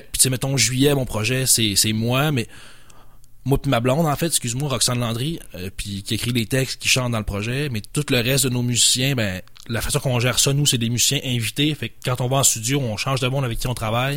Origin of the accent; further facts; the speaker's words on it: Saguenay, Quebec, Canada; moved away as an adult; now in Quebec City, Canada; j'habitais au Saguenay avant, avec mon accent, ça s'entend un peu